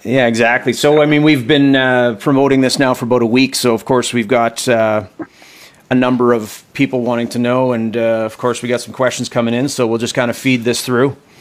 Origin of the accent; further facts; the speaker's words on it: Canada; all of us Canadians